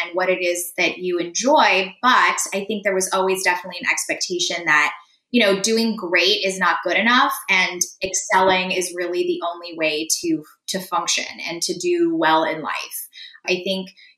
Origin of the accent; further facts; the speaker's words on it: San Diego, California, United States; first language Russian; English is a second language; I was the first person in my immediate family to be born in the States. I was born in San Diego.